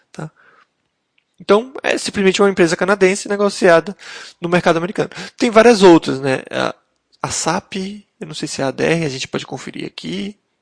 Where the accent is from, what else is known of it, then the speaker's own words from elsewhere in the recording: Brazil; residentes e, e como brasileiros